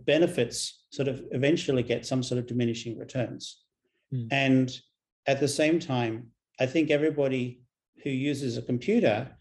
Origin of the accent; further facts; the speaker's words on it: Australia; I'm an Australian